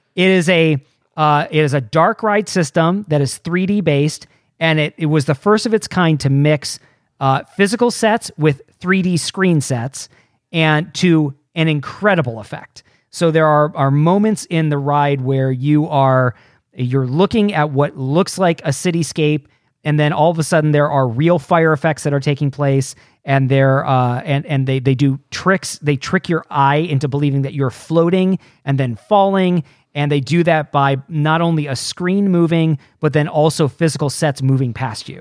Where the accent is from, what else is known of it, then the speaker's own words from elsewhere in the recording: outside of Detroit, Michigan, United States; grew up outside of Detroit